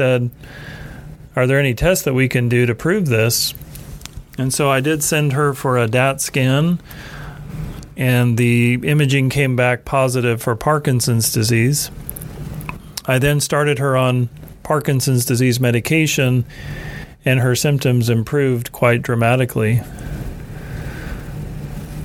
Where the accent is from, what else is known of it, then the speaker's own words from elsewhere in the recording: Tulsa, Oklahoma, United States; also born or lived in Rochester, Minnesota; My background is that I was raised in Tulsa, Oklahoma.